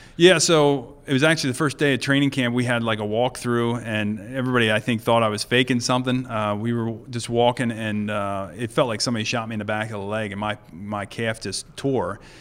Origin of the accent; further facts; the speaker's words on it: Mount Joy, Pennsylvania, United States; we lived, uh, there till I was about twelve, and then, uh, we sold the farm and moved to Mount Joy